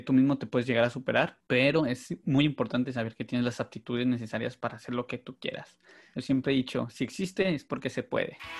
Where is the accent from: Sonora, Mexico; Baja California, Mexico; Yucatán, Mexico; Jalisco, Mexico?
Baja California, Mexico; Mexicali; nací en la Ciudad de México, pero ya tengo, me vine a los nueve años, ocho años, perdón, y pues yo digo que soy del norte, soy de Mexicali